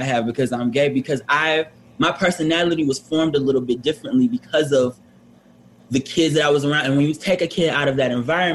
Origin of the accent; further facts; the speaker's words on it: Detroit, Michigan, United States; moved away as an adult; now in New York, United States; I'm from Detroit. Now I have a very like different background because like I am born and raised in Detroit